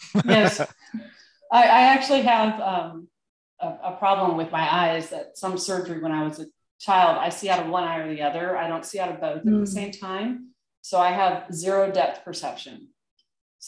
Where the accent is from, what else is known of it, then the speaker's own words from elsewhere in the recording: United States; I'm American.